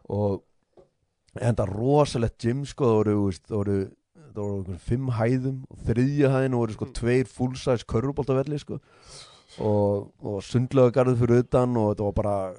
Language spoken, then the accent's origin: Icelandic; Iceland; moved away; við komum frá Íslandi